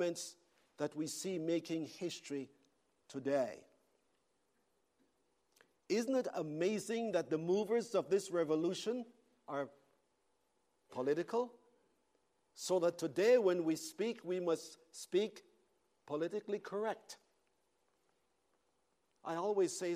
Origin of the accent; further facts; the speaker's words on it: Canada; I am a Canadian.